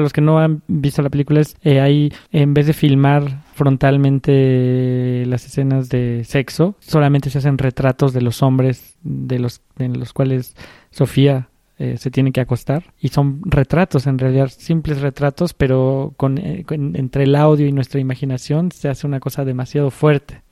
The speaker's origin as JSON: {"language": "Spanish", "country": "Mexico", "said": "aquí también en México estamos acostumbrados un poco a trabajar como los gringos"}